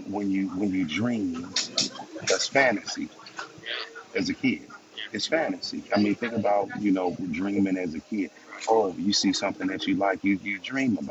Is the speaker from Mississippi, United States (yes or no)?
yes; Mississippi, United States; moved away as an adult; where I was born and raised in Mississippi